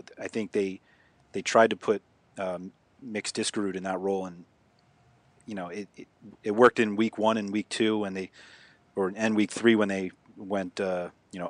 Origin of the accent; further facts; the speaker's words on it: New York City, New York, United States; I'm actually born and raised in New York City